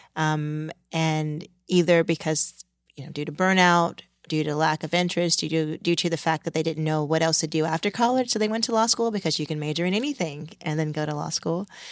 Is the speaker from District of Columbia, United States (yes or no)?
yes; Washington, District of Columbia, United States; moved away as an adult; also born or lived in California; now in New York, United States; I grew up in Washington, D C